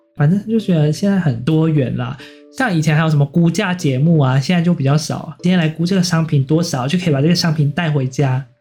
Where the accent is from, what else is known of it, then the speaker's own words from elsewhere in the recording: Taiwan; 不过我觉得我们台湾人这么成功